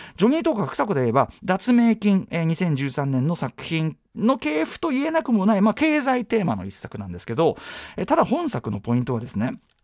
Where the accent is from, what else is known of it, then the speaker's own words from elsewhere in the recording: Tokyo, Japan; 僕は東京に生きる東京人としても昭和の東京人